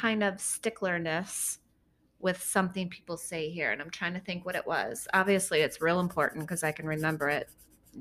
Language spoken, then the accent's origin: English; United States; also born or lived in England; we say as Americans